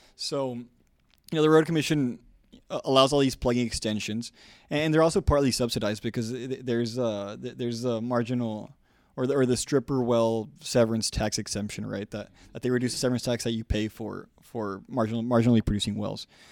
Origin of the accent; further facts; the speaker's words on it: South Texas, United States; I'm from South Texas.